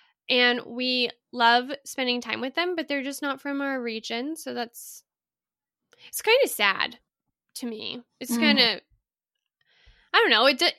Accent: Texas, United States; born there; also born or lived in Colorado; I was born in Texas and then I lived in Colorado.

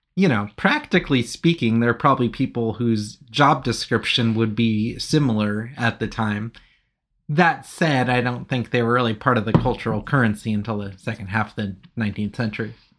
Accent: United Kingdom; I'm British

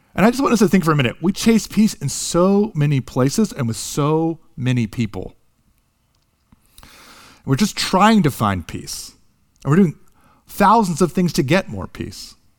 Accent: United States; moved away as an adult; also born or lived in Japan; being a big, foreign, American college student

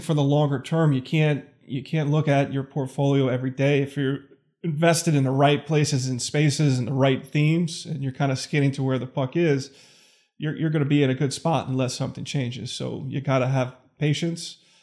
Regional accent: New York City, New York, United States; moved away as an adult; also born or lived in Manhattan; now in Connecticut, United States; I grew up in Staten Island

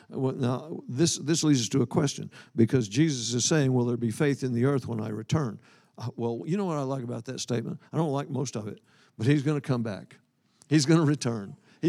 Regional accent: Scotland, United Kingdom; I'm Scottish. I'm Scottish by birth. I'm Jewish by the new birth.

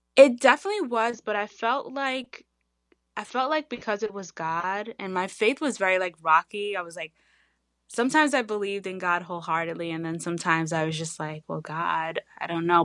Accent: Long Island, New York, United States; we're from Long Island

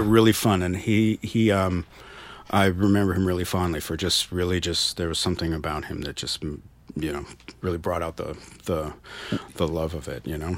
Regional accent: United States; growing up in America

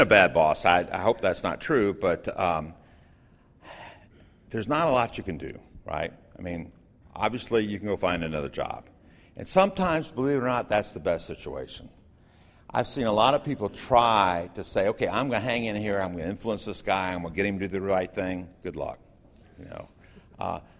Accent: Florida, United States; I grew up in Florida

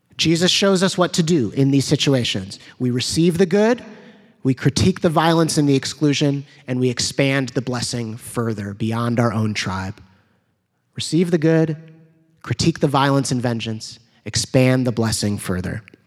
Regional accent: United States

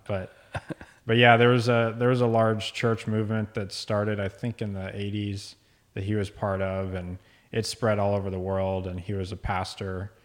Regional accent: Dallas, Texas, United States; moved away as an adult; also born or lived in Virginia Beach, Virginia / Boston; now in Midland, United States; my dad and I moved to Dallas when I was around two. Grew up there for most of my young adult life.

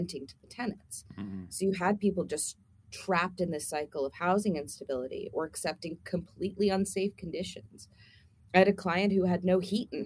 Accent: Tulsa, Oklahoma, United States; moved away as an adult; I grew up in Tulsa, so I am a Tulsa native, but I'm also what we call one of the boomerang kids. We left when we were 18

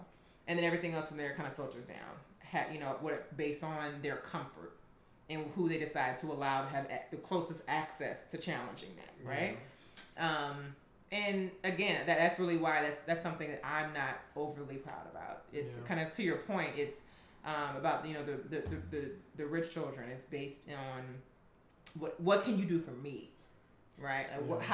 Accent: United States; I was born in America

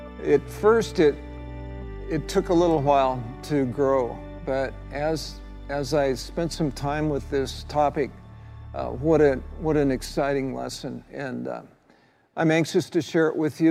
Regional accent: United States; Being a red-blooded male growing up in the United States of America

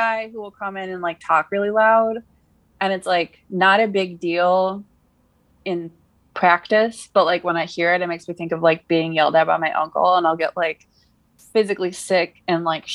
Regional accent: California, United States; I was born in California

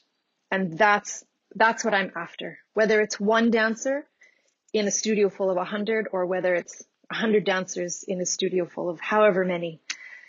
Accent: Canada; moved away; also born or lived in Ukraine; I can't say that I'm a true Kanadka anymore. I'm somewhere in between. I'm not Ukrainian, but I'm not Canadian in the traditional sense

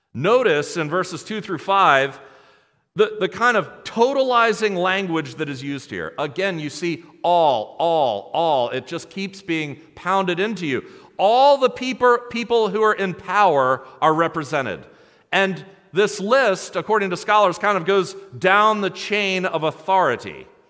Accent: United States; American Christians

